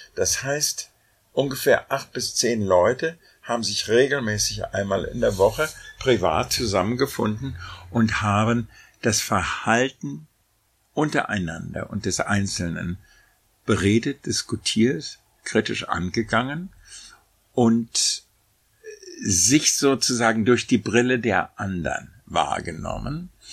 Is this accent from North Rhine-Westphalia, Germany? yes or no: no; Berlin, Germany; moved away; Berlin, meine Heimatstadt